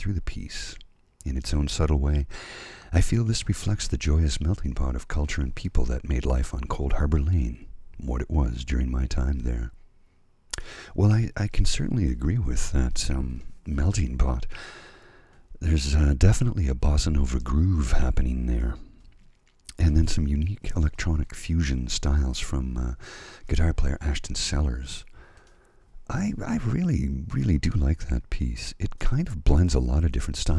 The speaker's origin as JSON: {"language": "English", "country": "Canada", "lives_now": "Ottawa, Canada", "said": "I am Canadian"}